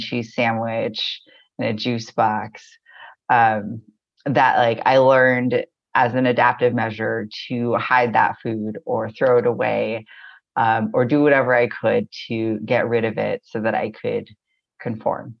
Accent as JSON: {"language": "English", "town": "Corona", "region": "California", "country": "United States", "tie": "born or raised there", "moved": "yes", "lives_now": "Baltimore, United States", "said": "I was born in Southern California, I believe Tongva land"}